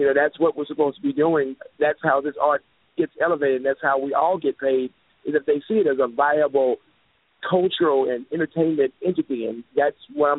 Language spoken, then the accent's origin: English; Dallas, Texas, United States; I'm from the Dallas-Fort Worth area of Texas and do a lot of things here